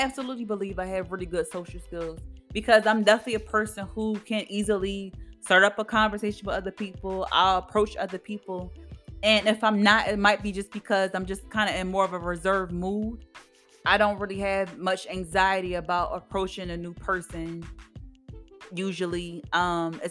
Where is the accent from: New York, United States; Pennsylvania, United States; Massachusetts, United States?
Pennsylvania, United States; Philadelphia; also born or lived in Kutztown, Pennsylvania; I'm from Philadelphia, Pennsylvania. And I live in a city, born and raised